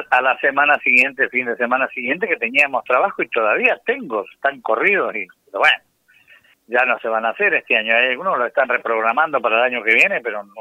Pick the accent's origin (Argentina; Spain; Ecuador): Argentina; que tenían otra oportunidad para gobernar y que había que apoyar porque somos argentinos.